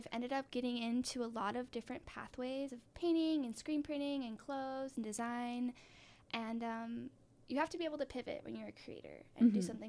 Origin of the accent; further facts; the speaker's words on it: West Jordan, Utah, United States; also born or lived in Salt Lake City, Utah / Sandy, Utah; I was born and raised in West Jordan. I've lived in Utah most of my life.